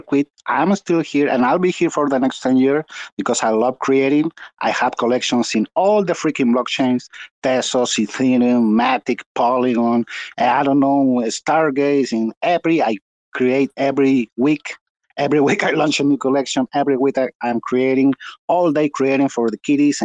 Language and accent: English; Chile; I'm from Chile, South America